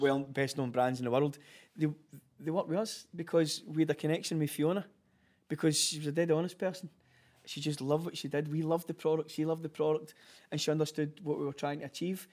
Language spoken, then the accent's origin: English; Glasgow, Scotland, United Kingdom; we are born and bred in Glasgow.